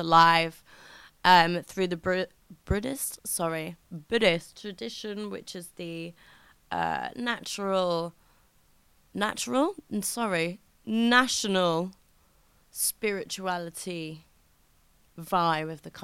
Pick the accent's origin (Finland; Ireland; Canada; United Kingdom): United Kingdom; as a British person